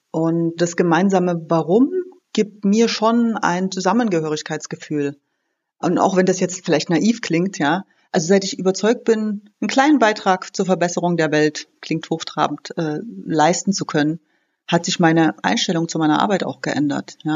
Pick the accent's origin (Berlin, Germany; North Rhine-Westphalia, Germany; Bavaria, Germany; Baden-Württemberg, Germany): Berlin, Germany; Also ich komme aus Berlin, das Thema Parkplatznot und schlechte Luft ist bei uns ein Riesenthema.